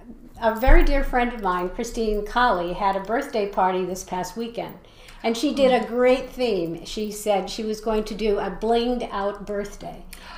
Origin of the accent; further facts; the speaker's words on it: New England, United States; moved away; although I'm from New England originally